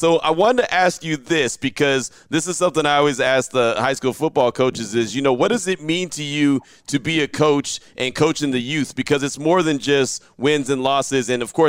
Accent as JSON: {"language": "English", "region": "Texas", "country": "United States", "lives_now": "Las Vegas, United States", "said": "I've been here in Las Vegas for a year, but I came from Texas. And so Texas high school football was always so huge, right?"}